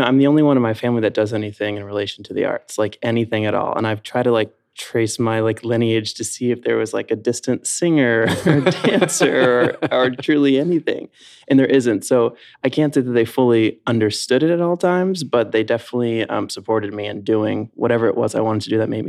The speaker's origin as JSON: {"language": "English", "town": "Louisville", "region": "Kentucky", "country": "United States", "tie": "born or raised there", "said": "Yeah, so I grew up in Louisville, Kentucky, Derby City. It's probably what we're best known for, and bourbon, of course."}